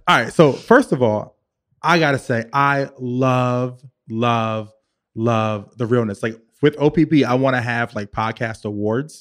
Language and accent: English; Richmond, Virginia, United States; now in New York City, United States; I'm from Virginia, I'm from Richmond.